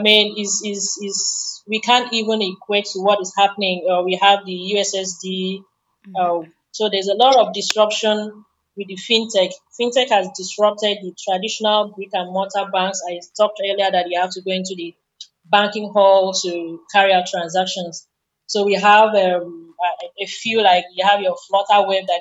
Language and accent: English; Nigeria; as a Nigerian